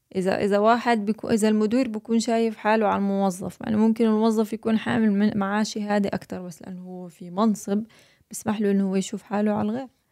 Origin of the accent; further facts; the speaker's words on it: Jordan; moved away as an adult; now in United States; انا اردنيه وهنا في امريكا استقرينا